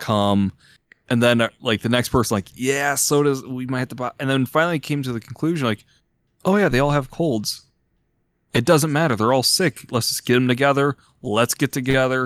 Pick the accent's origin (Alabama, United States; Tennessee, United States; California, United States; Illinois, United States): Illinois, United States; moved away; I'm from Illinois